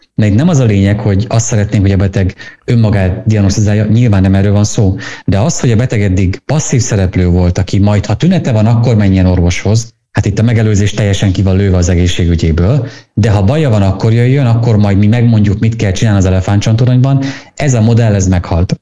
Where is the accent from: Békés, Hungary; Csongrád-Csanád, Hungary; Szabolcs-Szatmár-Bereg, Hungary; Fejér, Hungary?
Szabolcs-Szatmár-Bereg, Hungary; Én Szabolcsi vagyok